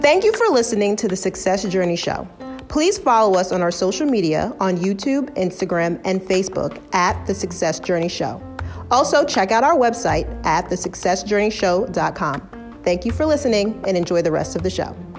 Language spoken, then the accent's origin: English; New York, United States; we're both from New York